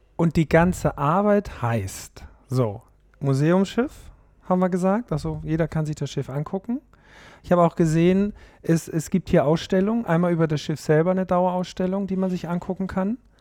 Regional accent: Austria; now in Hamburg, Germany; für mich als Österreicher

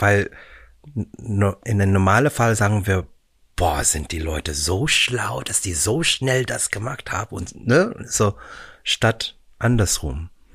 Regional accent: Vancouver, British Columbia, Canada; German is a second language; moved away as an adult; also born or lived in Philippines / Hollywood, United States; now in Germany; ich bin in den Philippinen geboren. Mhm. Äh, wir sind dann nach Kanada, als ich äh, elf Monate alt war, zur Vancouver

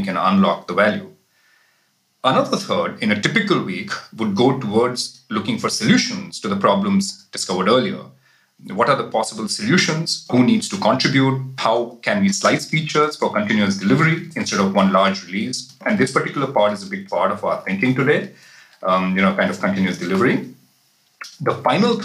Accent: India; moved away as an adult; now in Berlin, Germany; originally I am from India, but now I'm based in Berlin with my family for the last few years.

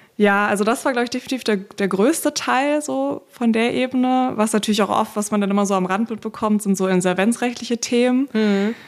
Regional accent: Berlin, Germany; ich komme aus Berlin, bin auch immer noch ja. in Berlin

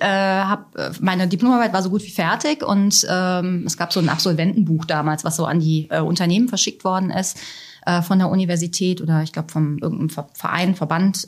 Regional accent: Germany; also born or lived in Italy; als Deutsche

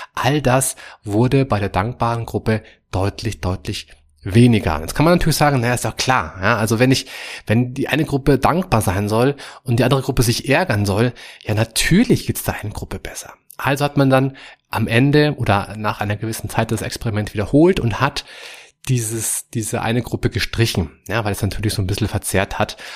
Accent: Germany; bei uns hier in Europa, wie bei uns in Deutschland

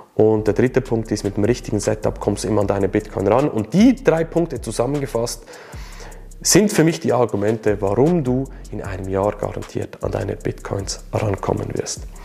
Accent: Switzerland; Für mich als Schweizer

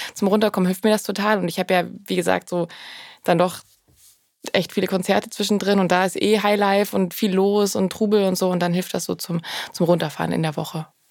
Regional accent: Swabia, Germany; moved away as an adult; now in Berlin, Germany; Ich bin ja Schwabe.

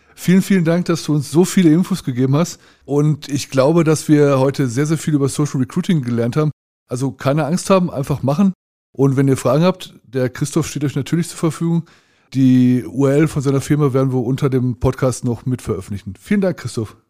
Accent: Ruhr area, North Rhine-Westphalia, Germany; bei uns im Ruhrgebiet

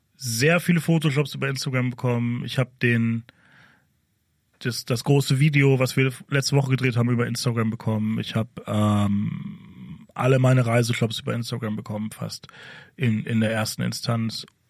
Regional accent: Ruhr area, North Rhine-Westphalia, Germany; ich komme aus dem Ruhrgebiet

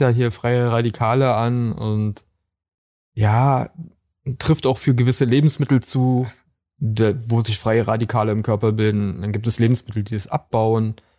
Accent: Brandenburg, Germany; aus Brandenburg.

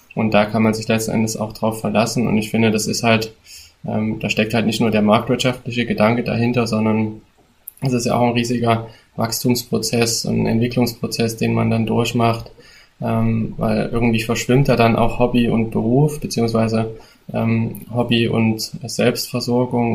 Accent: border area of Thuringia and Saxony, Central Eastern Germany, Germany; wir kommen ja aus, äh, aus dem Grenzgebiet von Thüringen und, äh, Sachsen. Das heißt, ähm, das ist eigentlich so Mittelostdeutschland.

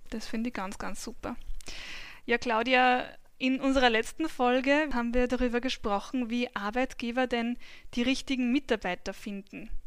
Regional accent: Albendorf, Upper Austria, Austria; Mein Alter ist 27. Ich bin geboren und aufgewachsen in in Albendorf im schönen Müllviertel.

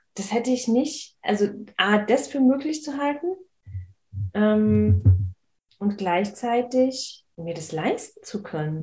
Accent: Berlin, Germany; ich bin in Marzahn aufgewachsen

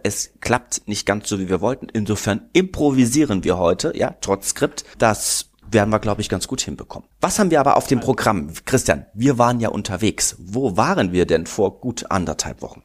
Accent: Berlin, Germany; now in Munich, Germany; Ich komme ja aus Berlin

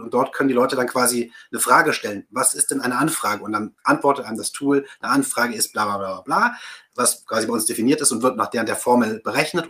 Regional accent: Rhineland, Germany; also born or lived in Baden-Württemberg; now in Bavaria, Germany; bin gebürtiger Rheinländer

